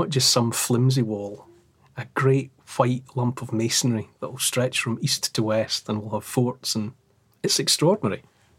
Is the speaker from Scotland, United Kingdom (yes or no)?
yes; Dumfries, Scotland, United Kingdom; I think we had our first school trip to there, because I grew up in Dumfries.